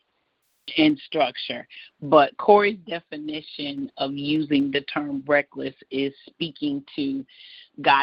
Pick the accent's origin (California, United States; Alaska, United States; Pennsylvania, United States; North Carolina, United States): North Carolina, United States; I'm from North Carolina